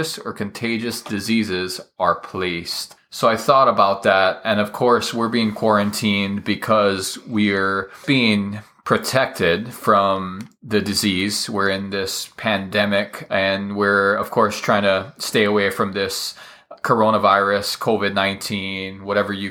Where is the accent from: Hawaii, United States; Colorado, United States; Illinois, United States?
Hawaii, United States; I'm from Hawaii